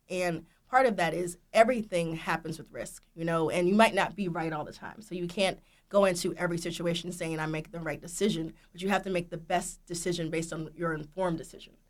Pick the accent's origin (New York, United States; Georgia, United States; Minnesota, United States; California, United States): Georgia, United States; Marietta; I'm from Marietta, Georgia